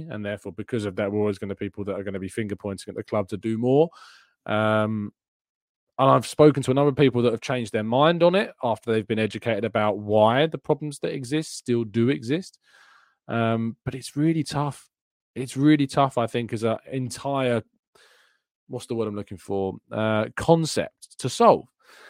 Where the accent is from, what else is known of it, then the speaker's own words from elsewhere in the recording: Canada; I got a ticket to the Fulham match on my birthday last year when I came over from Canada.